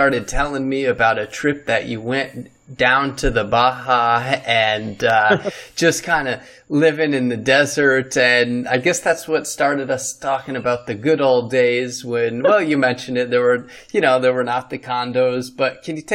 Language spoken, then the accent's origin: English; New York, United States; I'm from New York State